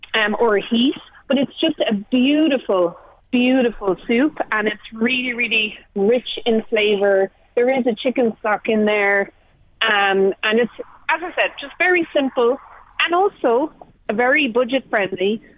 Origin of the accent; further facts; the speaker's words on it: Tipperary, Munster, Ireland; I grew up in Tipperary